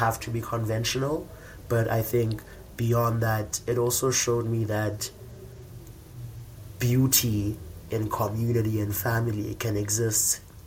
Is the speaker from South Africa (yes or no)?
yes; Komani, Eastern Cape, South Africa; I come from Ekomani, or Queenstown, as it was formerly known.